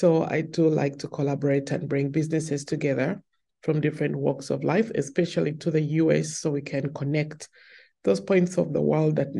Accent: Kampala, Central Region, Uganda; moved away as an adult; now in Seattle, United States; I am born and raised in Uganda.

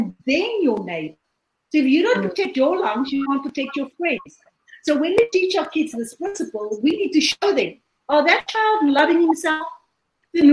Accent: South Africa; I'm from South Africa, and I'm currently sitting in South Africa.

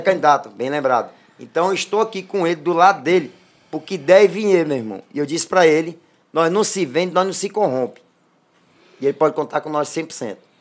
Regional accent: Maranhão, Brazil; moved away as an adult; also born or lived in Presidente Dutra / Teresina / Tocantins / São Luís; vou voltar para minha terra. Que o maranhense precisa disso

